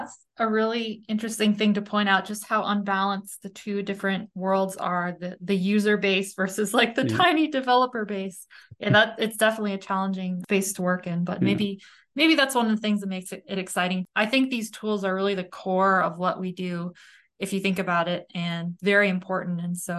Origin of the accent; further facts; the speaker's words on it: New England, United States; I hail from New England and we have lots of, yeah, we definitely have maple walnut.